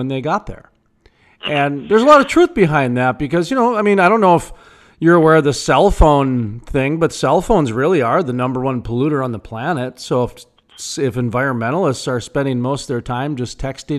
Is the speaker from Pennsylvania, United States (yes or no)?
no; North Dakota, United States; I'm from North Dakota where we've got, I think, the cleanest air in the nation, and 70 to 90% of our state's powered by coal.